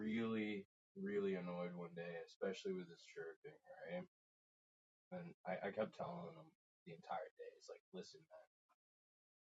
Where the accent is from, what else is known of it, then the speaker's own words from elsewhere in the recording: Ajax, Ontario, Canada; moved away; I'm technically where I was born from Ajax